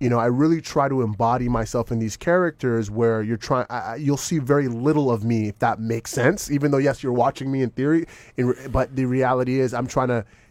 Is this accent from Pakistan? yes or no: no; Toronto, Ontario, Canada; moved away as an adult; also born or lived in Jamaica (ancestry); now in Los Angeles, United States; I'm from Scarborough, you know what I'm saying? And like, you know, being from Scarborough, being from Metro Housing in Scarborough, living in the hood of my mom and my brothers